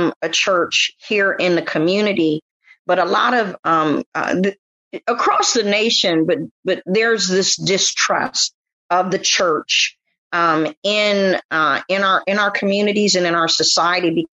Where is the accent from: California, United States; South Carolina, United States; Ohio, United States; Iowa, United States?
California, United States; San Francisco; I'm from San Francisco.